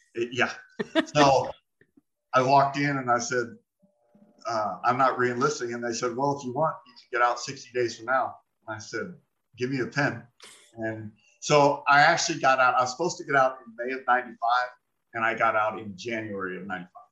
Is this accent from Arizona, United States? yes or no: yes; Phoenix, Arizona, United States; I was born and raised in Phoenix, Arizona, 1972.